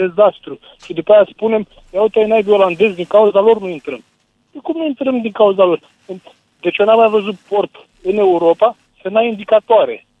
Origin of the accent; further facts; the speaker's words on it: Constanța, Constanța County, Romania; Eu sunt și o șofer din camio- de camion, sunt din Constanța